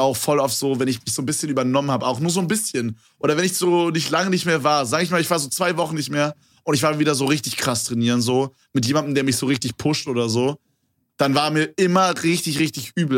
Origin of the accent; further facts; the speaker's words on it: Berlin, Germany; bei uns in Berlin